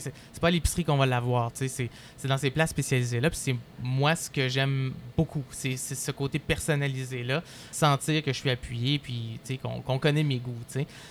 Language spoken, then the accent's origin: French; Quebec, Canada; notre relation avec le fromage aujourd'hui en tant que Québécois